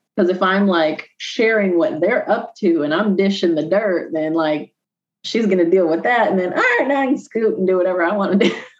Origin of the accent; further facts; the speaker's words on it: Illinois, United States; I'm from I'm from Illinois